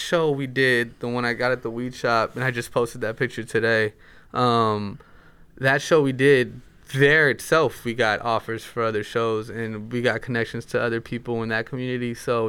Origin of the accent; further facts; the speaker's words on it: West Coast, United States; Like I grew up on the West Coast and I grew up around, you know, Central, like Mexicans and Central Americans, so my Spanish has changed.